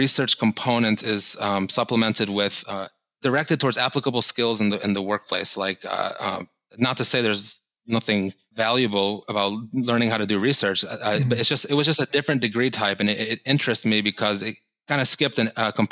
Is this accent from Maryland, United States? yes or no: no; Ithaca, Michigan, United States; moved away as an adult; also born or lived in Miami, Florida; growing up in Michigan, I wanted to get out of my home state. I wanted to just leave. I'm from a small town in central Michigan called Ithaca